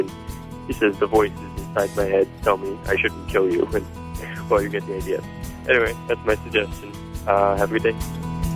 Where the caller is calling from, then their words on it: Cincinnati, Ohio, United States; I'm calling from Cincinnati, Ohio